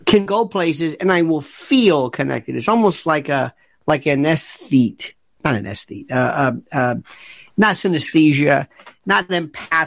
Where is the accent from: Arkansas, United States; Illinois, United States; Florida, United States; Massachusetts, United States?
Florida, United States; Tampa; now in New York, United States; I am now a 65-year-old native New Yorker born elsewhere. I was born in Florida, in Tampa, Ybor City, Hillsborough County